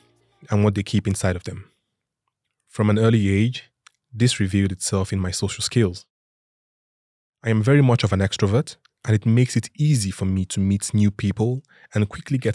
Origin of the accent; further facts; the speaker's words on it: Lagos, Nigeria; moved away as an adult; now in Sweden; I grew up with my four siblings and our parents in Lagos, Nigeria